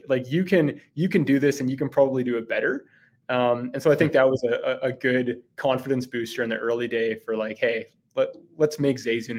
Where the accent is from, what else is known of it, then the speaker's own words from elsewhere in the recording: Vancouver Island, British Columbia, Canada; moved away as an adult; also born or lived in Hong Kong; now in Calgary, Canada; So originally, I'm from Vancouver Island. Attended the University of Victoria and went to Hong Kong on what was like a exchange program, I guess, for a semester.